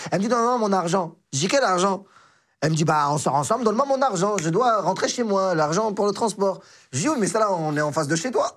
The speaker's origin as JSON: {"language": "French", "country": "Morocco", "moved": "yes", "lives_now": "France", "said": "je suis marocain"}